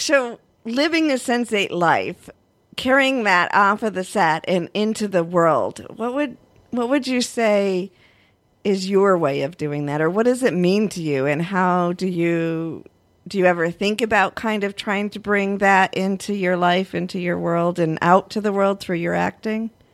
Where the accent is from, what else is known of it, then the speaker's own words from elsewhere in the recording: United States; as an American